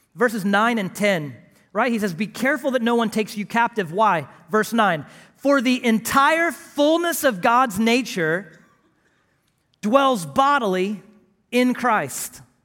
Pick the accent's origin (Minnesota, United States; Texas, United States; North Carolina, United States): Texas, United States; Houston; grew up as a flatlander in Houston, Texas